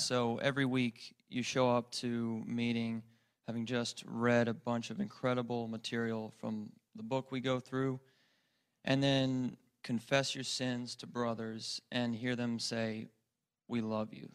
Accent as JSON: {"language": "English", "town": "El Paso", "region": "Texas", "country": "United States", "said": "I'm from El Paso, Texas"}